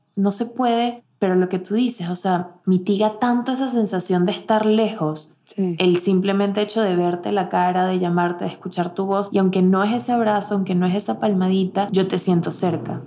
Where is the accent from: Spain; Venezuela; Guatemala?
Venezuela; moved away; nosotras como venezolanas